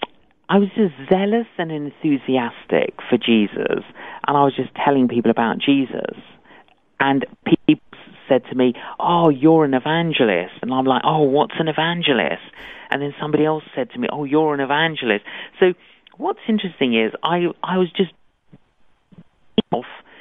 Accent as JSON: {"language": "English", "region": "London", "country": "United Kingdom", "tie": "born or raised there", "said": "I'm Greek Cypriot. Both my parents were Greek Cypriot, but I grew up in London"}